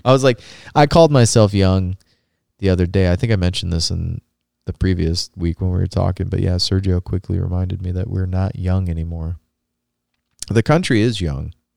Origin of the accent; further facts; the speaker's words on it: Rust Belt, Indiana, United States; growing up in the Rust Belt